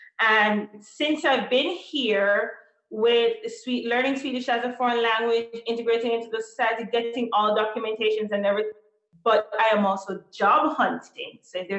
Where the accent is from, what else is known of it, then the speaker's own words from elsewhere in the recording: Jamaica; moved away as an adult; also born or lived in North Carolina, United States / Västernorrland, Sweden; now in Sweden; I was born and raised in Jamaica. I received most of my education in Jamaica.